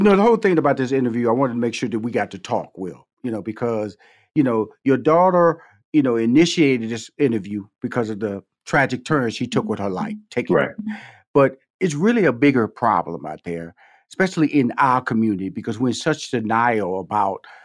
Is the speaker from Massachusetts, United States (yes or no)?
no; Houston, Texas, United States; come from Fifth Ward, Texas, six sisters, two brothers